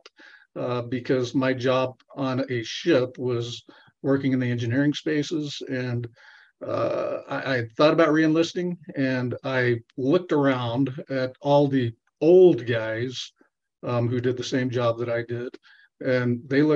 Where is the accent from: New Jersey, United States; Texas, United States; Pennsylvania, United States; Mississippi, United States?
Texas, United States; Kermit; now in Colorado, United States; I'm originally from Texas. I was born in a little town called Kermit, Texas